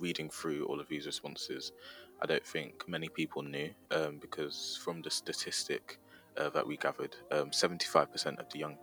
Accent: Leeds, Yorkshire and the Humber, United Kingdom; I'm from Leeds

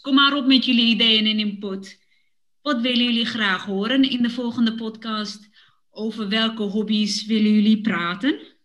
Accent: Woerden, Utrecht, Netherlands; now in Amsterdam, Netherlands; Ik heb met mijn ouders in Woerden gewoond toen ik klein was.

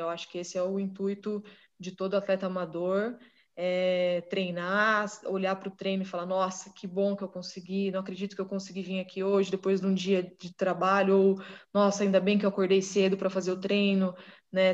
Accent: Marília, São Paulo, Brazil; nós somos de Marília

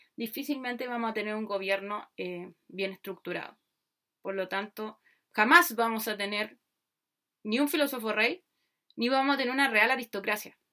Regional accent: Chile; soy chilena

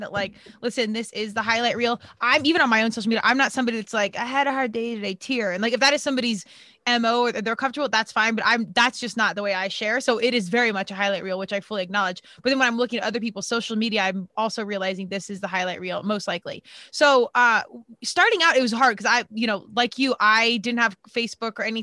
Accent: Colorado, United States; moved away as an adult; I was from Colorado, went out east to play because there was really nothing competitive at the time in Colorado.

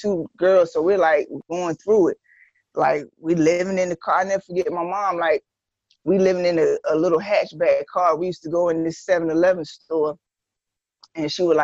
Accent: Greenville, North Carolina, United States; also born or lived in Long Island, New York; I was born in Long Island, but I'm originally from Greenville, North Carolina. I've been in Greenville since I was 12 years old

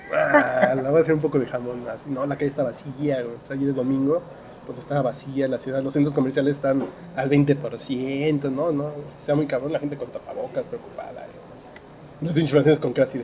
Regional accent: Mexico; yo vengo de México

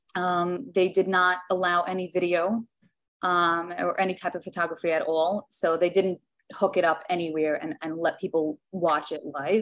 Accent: New York City, New York, United States; now in Tenafly, United States; I grew up in Williamsburg, which is a Hasidish community

